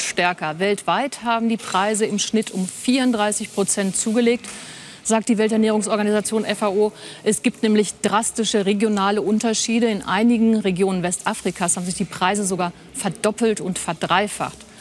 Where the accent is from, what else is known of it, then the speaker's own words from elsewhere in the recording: Germany; bei uns in Deutschland